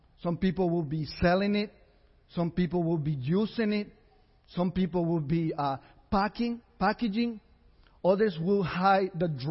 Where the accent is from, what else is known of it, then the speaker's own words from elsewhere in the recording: San José, Costa Rica; I was born in San Jose, Costa Rica.